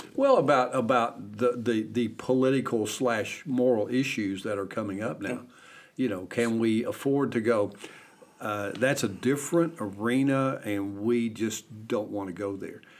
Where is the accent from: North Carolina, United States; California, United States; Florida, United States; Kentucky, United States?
Kentucky, United States; my home state of Kentucky